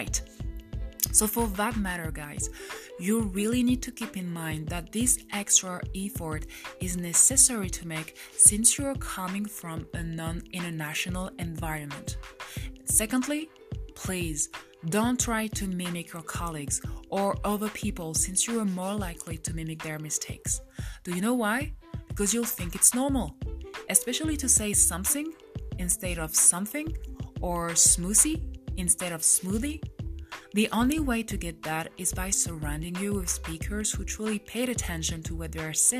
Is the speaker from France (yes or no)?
yes; France; English is a second language; we all have as French